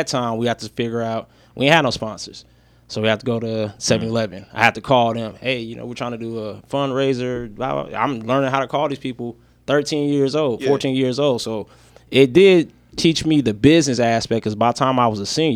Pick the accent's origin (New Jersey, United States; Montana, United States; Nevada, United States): Nevada, United States; Las Vegas; I'm a first generation Vegas kid. My parents from Arkansas